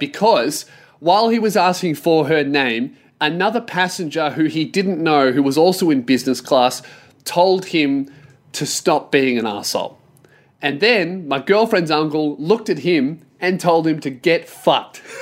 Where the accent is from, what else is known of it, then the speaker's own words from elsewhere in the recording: Australia; as an Australian